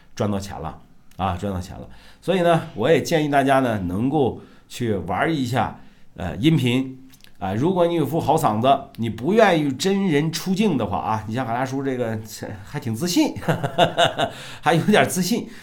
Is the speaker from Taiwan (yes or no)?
no; Shandong, China; moved away; 我老家山东的农村的啊